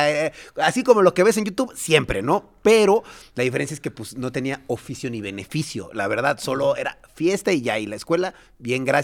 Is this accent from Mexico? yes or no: yes; Mexico; Sí, sí, sí, pero yo sí soy nacido mexicano, todo mexicano.